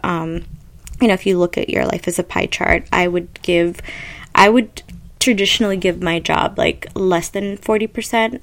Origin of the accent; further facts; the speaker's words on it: Ethiopia; I'm from Ethiopia